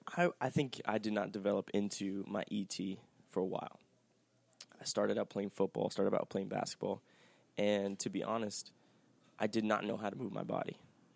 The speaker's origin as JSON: {"language": "English", "town": "Palmdale", "region": "California", "country": "United States"}